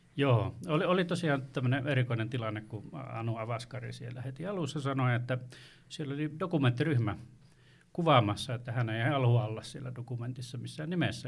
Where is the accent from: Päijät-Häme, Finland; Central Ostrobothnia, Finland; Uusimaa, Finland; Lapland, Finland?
Lapland, Finland; Torne River valley; Itse, itse on tuolta Uljaan äh, valjastamattoman tornion ja varrelta ja etenkin lapsuudesta muistan tulvaajana